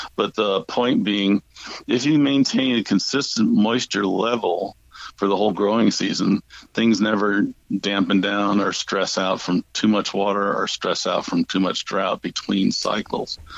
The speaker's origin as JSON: {"language": "English", "town": "St. Louis", "region": "Missouri", "country": "United States", "tie": "born or raised there", "said": "I grew up in St. Louis, uh, Missouri"}